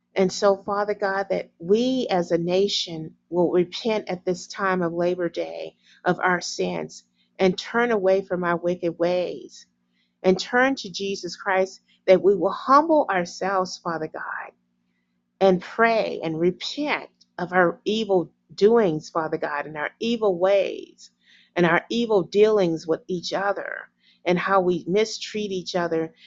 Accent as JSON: {"language": "English", "country": "United States", "said": "me as American"}